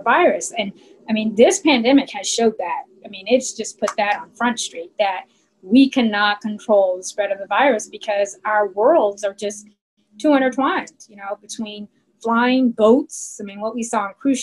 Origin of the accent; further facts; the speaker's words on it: California, United States; moved away as an adult; now in Columbus, United States; I'm a Cali girl at heart. I grew up in California and stayed there till I finished college